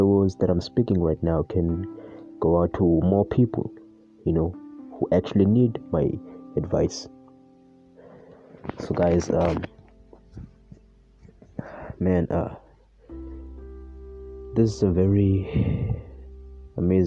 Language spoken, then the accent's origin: English; South Africa; I was born in South Africa in a very middle-class family